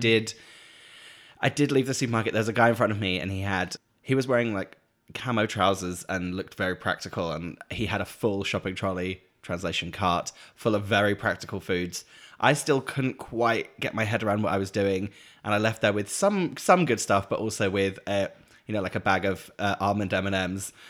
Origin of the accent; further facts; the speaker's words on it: Norfolk, East of England, United Kingdom; moved away; where I grew up in Norfolk, we had the Norfolk Broads